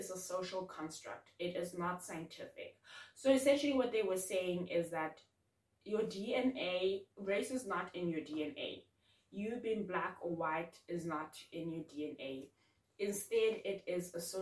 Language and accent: English; Bloemfontein, Free State, South Africa; now in Cape Town, South Africa; I'm from Bloom